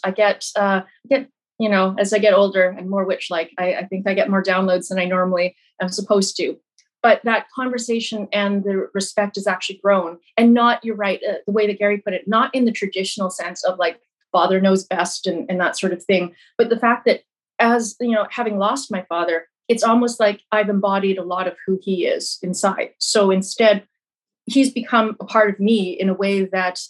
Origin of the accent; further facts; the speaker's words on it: Brandon, Manitoba, Canada; I grew up in Brandon, Manitoba, we didn't have a huge Chinese population at all